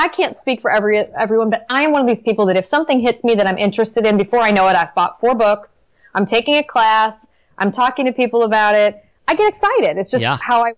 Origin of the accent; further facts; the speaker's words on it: Detroit, Michigan, United States; I lived in Detroit. I grew up in Detroit